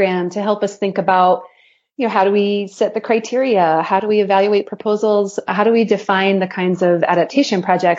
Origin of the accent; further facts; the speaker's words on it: Boston, Massachusetts, United States; You know, I'm from Boston, right, Doug?